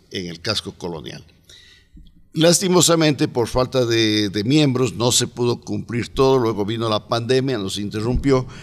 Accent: Cuenca, Azuay, Ecuador; also born or lived in United States; now in Cuenca, Ecuador; Yo soy más cuencano que el mote

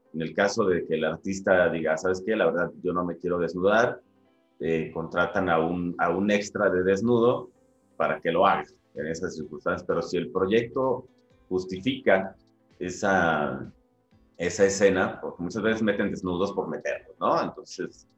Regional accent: Guadalajara, Jalisco, Mexico; moved away as an adult; also born or lived in Ensenada, Baja California; now in Mexico City, Mexico; me formé en, Guadalajara

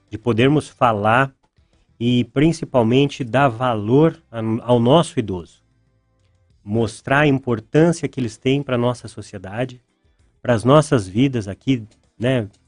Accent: Pelotas, Rio Grande do Sul, Brazil; moved away as an adult; also born or lived in São José dos Pinhais, Brazil; now in Ponta Grossa, Brazil; Eu sou natural de Pelotas, no Rio Grande do Sul. Estou no Paraná desde 2008. Morei por nove anos e meio em São José dos Pinhais, do ladinho ali de Curitiba.

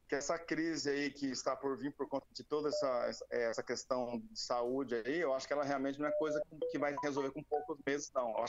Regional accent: Presidente Prudente, São Paulo, Brazil; a gente é aqui de Presidente Prudente, interior do estado de São Paulo.

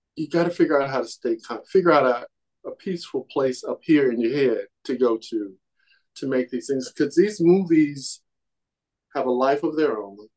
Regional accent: Kansas City, Missouri, United States; moved away as an adult; I'm a kid from Kansas City

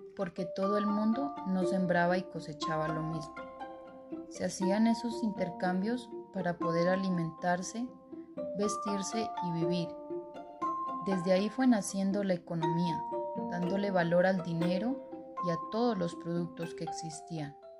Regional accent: San Pablo, Nariño, Colombia; soy de San Pablo Nariño

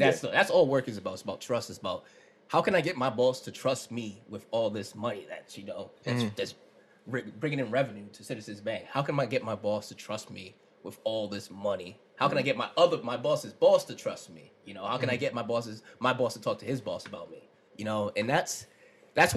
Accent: Warwick, Rhode Island, United States; where I'm from. I'm from Warwick

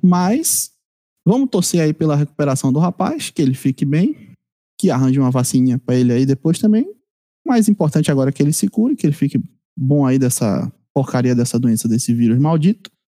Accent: Bahia, Brazil; a minha terra aqui, minha Bahia

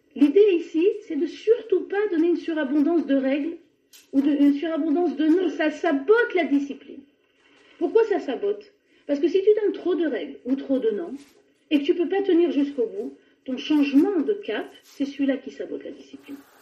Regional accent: France; on est français, on vient de France

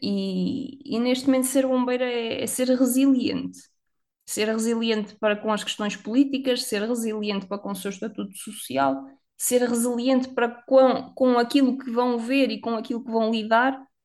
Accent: Viseu, Centro, Portugal; moved away; Eu sou de Viseu, a cidade das rotundas.

